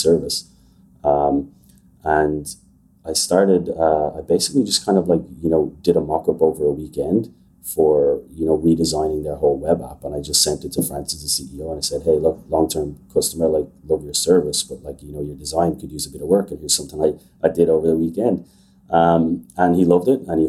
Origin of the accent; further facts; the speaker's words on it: Ireland; So I'm Irish. I grew up in Ireland.